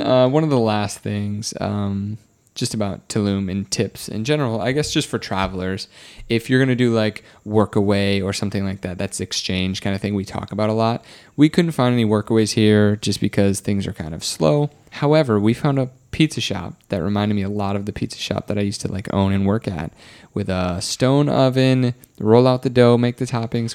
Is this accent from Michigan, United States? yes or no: no; Wisconsin, United States